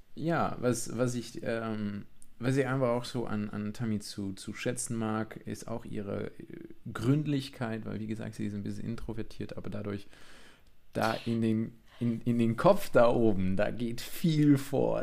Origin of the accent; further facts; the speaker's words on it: Vianen, Utrecht, Netherlands; German is a second language; moved away as an adult; now in Friedrichsdorf, Germany; ich bin eigentlich Holländer, mhm. ein richtiger Holländer aus Südholland. Ähm, Damals gehörte Vianen zu Südholland, aber gut, das Utrecht-Bereich